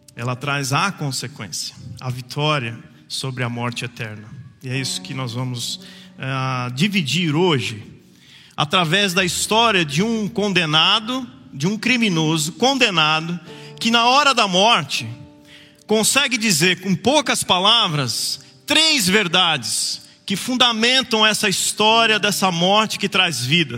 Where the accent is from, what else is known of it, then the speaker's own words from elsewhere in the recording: Jacareí, São Paulo, Brazil; Quando a mulher perguntou onde você nasceu, eu falei em Jacareí